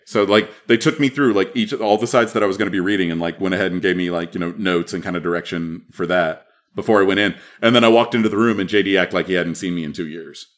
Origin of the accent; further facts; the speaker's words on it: Texas, United States; also born or lived in Madison; I'm from Texas